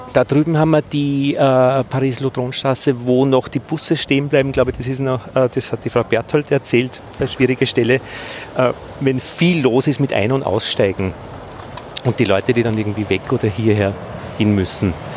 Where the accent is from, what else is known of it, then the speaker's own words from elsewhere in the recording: Innviertel, Upper Austria, Austria; Ich bin ja aus Oberösterreich, aus dem Innviertel